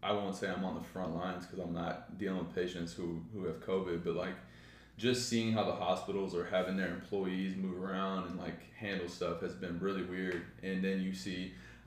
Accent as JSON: {"language": "English", "town": "Southlake", "region": "Texas", "country": "United States", "tie": "born or raised there", "said": "growing up in Carroll, we had Dragon Maker offseason"}